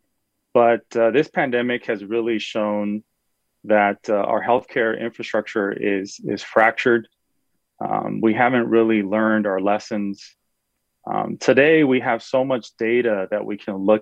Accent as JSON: {"language": "English", "region": "California", "country": "United States", "said": "as a Californian"}